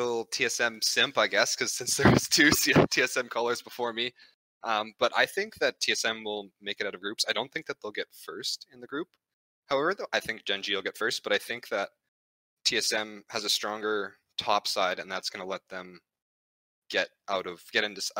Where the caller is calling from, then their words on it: Edmonton, Alberta, Canada; Edmonton, Alberta, Canada.